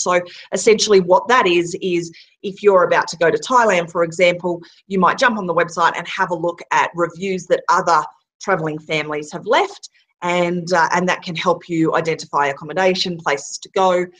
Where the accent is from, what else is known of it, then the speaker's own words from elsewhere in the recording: Australia; moved away; we're an Aussie family that's been traveling the world for 18 months